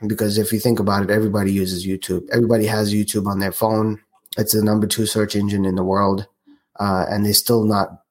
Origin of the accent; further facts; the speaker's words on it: South Africa; moved away; my home country, South Africa